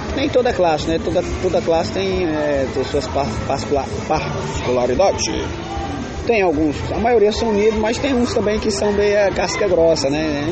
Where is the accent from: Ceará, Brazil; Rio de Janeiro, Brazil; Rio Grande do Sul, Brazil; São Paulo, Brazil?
Ceará, Brazil; Fortaleza; E meus irmãos e eu nascemos todos aqui em Fortaleza mesmo.